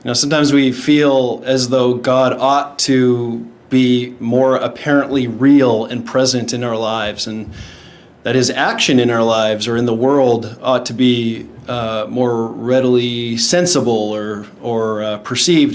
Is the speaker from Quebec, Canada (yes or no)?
no; Shaunavon, Saskatchewan, Canada; moved away as an adult; now in Texas, United States; I'm originally from Saskatchewan, Canada. It's a little small town called Shaunavon.